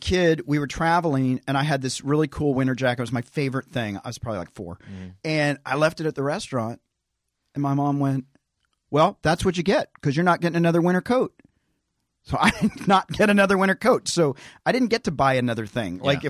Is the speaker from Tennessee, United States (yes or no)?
yes; Tennessee, United States; I love Tennessee. I'm from Tennessee.